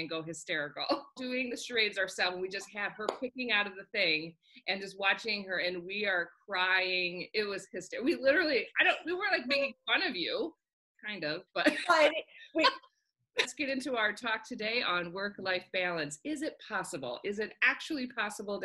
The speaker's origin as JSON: {"language": "English", "country": "United States", "moved": "as an adult", "lives_now": "New Zealand", "said": "Being an American working in New Zealand"}